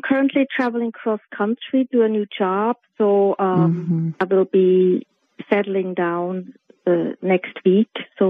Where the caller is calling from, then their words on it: Knoxville, Tennessee, United States; I'm calling from Knoxville, Tennessee.